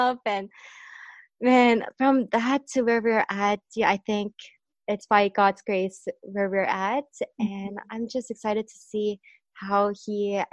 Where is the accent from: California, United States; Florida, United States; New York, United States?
California, United States; Orange County; us growing up in Orange County